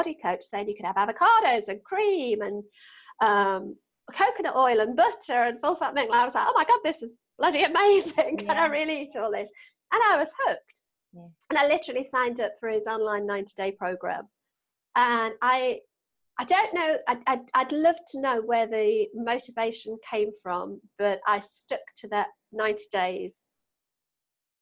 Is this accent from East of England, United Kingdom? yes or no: no; Newcastle, North East England, United Kingdom; accent: Geordie; as a Geordie